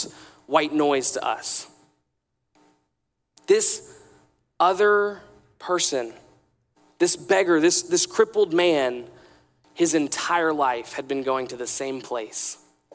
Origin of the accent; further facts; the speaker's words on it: Atlanta, Georgia, United States; I grew up in Atlanta